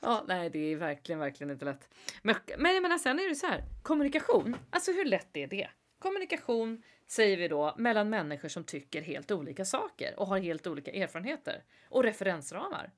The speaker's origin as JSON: {"language": "Swedish", "country": "Sweden", "said": "som svensk"}